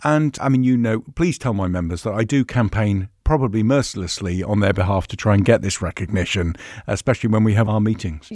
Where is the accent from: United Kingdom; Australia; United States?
United Kingdom; Plymouth, South West England; accent: Devon; also born or lived in Surrey; I came down to Plymouth when I was about seven or eight, and I've never managed to get the full Jana accent